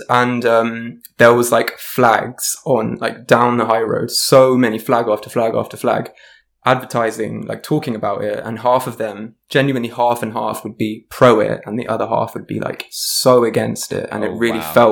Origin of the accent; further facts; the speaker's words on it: London, United Kingdom; I'm from South London. Yes. I've always lived here. This is pretty much, I feel very much from South London. Um, and as I said, half Indian, half Irish.